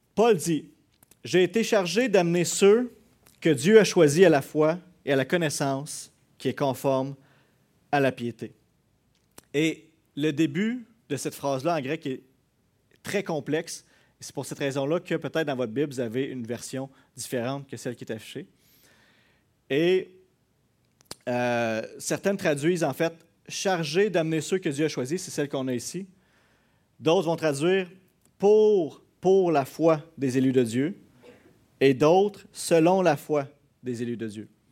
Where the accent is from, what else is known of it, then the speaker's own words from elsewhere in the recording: Quebec, Canada; on est Québécois